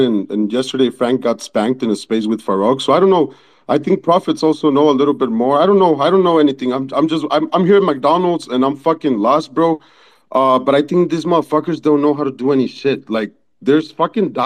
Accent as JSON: {"language": "English", "country": "Mexico", "second_language": "English", "said": "I'm from Mexico"}